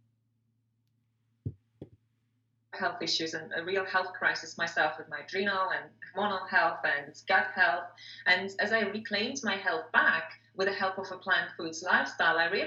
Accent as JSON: {"language": "English", "region": "Moscow", "country": "Russia", "also_born_or_lived": "England", "moved": "as an adult", "said": "I'm from Russia originally, Moscow, Russia"}